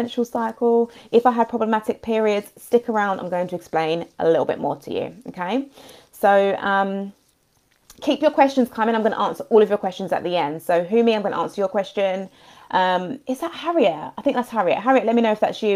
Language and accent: English; London, United Kingdom; I'm from London as well